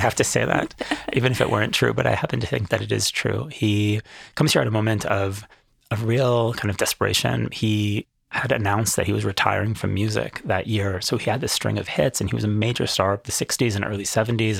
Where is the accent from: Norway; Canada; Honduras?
Canada; now in Jerusalem, Israel; I'm a Canadian.